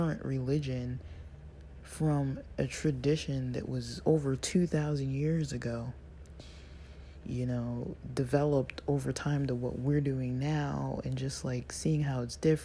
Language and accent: English; United States; as an American in my Western world